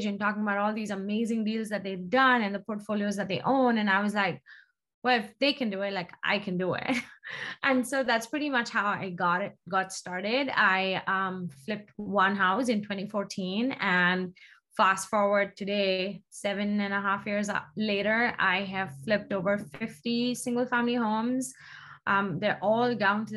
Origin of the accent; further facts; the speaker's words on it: India; moved away as an adult; now in United States; I grew up in India. I was, when I left India, I was in fashion merchandising